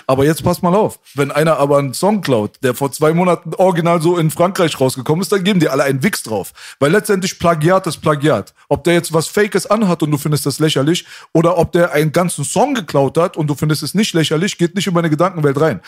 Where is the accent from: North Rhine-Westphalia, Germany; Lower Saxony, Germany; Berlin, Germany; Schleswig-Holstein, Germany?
Berlin, Germany